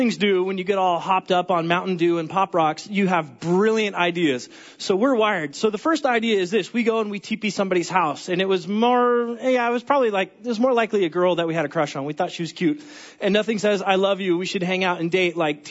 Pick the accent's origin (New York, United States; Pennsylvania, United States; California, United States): California, United States; I'm from California